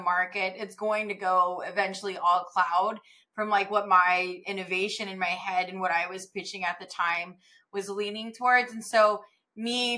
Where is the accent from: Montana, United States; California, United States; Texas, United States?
California, United States; Central Valley; moved away as an adult; also born or lived in Bay Area, California; I'm actually from like the part of California that no one ever goes to, which is like the armpit of Central Valley.